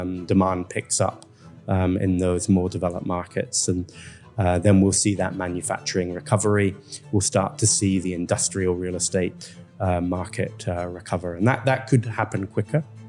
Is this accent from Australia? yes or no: no; Scotland, United Kingdom; moved away as an adult; now in Vietnam; a Scotsman